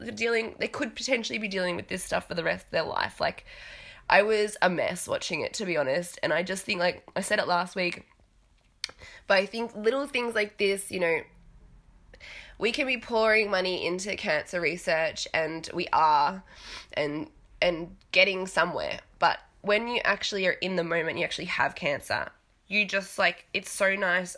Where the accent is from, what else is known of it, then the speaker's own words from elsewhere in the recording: Australia; accent: mashed up accent; growing up in Australia to a British parent and a Canadian parent